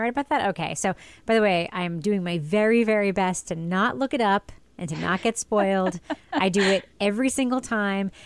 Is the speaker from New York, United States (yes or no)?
yes; New York, United States; moved away as an adult; now in New Hampshire, United States; I lived in New Hampshire now since, for, like, twenty years, but, uh, longer than twenty years, actually, like, twenty-four years, but growing up in New York